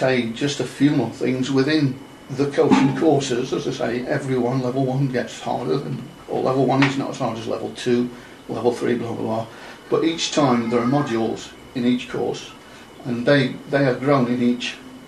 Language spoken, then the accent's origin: English; Chesterfield, East Midlands, United Kingdom; moved away; Hail from Chesterfield in Derbyshire.